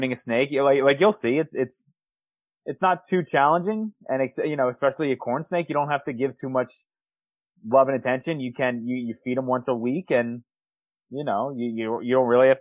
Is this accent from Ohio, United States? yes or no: no; Howard County, Maryland, United States; I grew up in Howard County